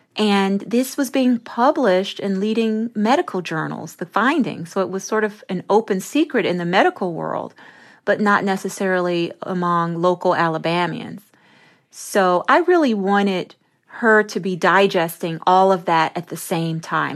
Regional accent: Memphis, Tennessee, United States; I grew up in Memphis, Tennessee

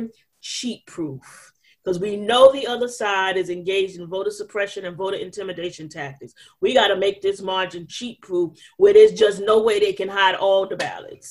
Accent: New York City, New York, United States; I'm from New York. We got the Statue of Liberty

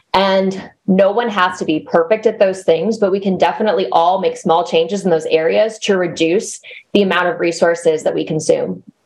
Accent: United States; moved away; also born or lived in Arkansas / Texas; So I grew up in Arkansas and Texas

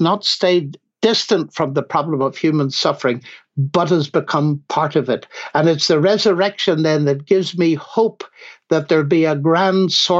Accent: Northern Ireland, United Kingdom; moved away as an adult; also born or lived in Cambridge; coming from Northern Ireland, as every listener now knows from my accent

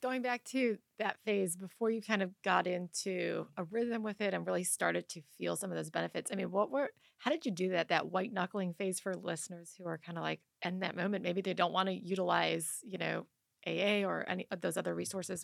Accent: Detroit, Michigan, United States; I'm from Detroit

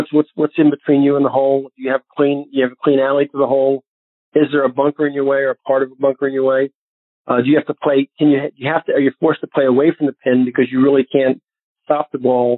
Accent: Northeast, United States; now in Naples, United States; growing up in the Northeast

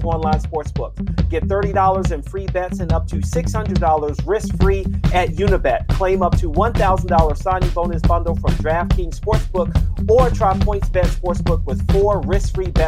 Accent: Washington, District of Columbia, United States; being from D.C.

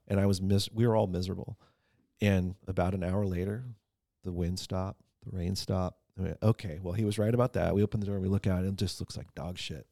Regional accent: San Diego, California, United States; now in Ventura, United States; I grew up in San Diego

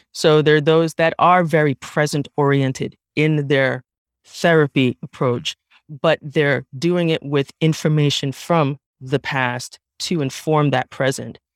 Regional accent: New York City, New York, United States; I was raised in the Bronx

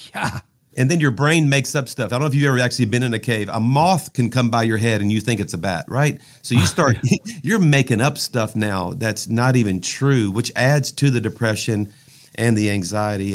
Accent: South Louisiana, United States; I'm from South Louisiana

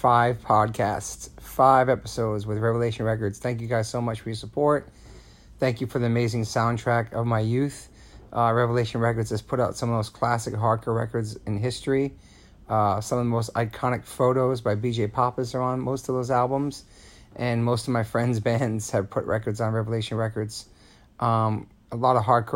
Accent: Massachusetts, United States; I'm from Massachusetts

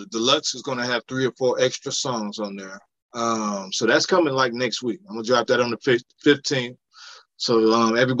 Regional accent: Cleveland, Ohio, United States; moved away as an adult; I'm just from Cleveland, so I got to represent for the hometown

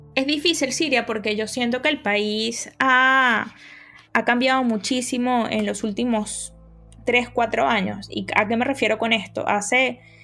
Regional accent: Bolívar, Venezuela; Yo soy periodista venezolana y crecí al sur de Venezuela, en el estado Bolívar

